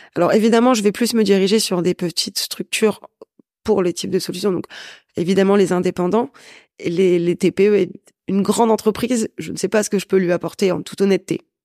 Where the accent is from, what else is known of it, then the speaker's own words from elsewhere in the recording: Valenciennes, Hauts-de-France, France; je viens de Valenciennes, donc c'est encore plus petit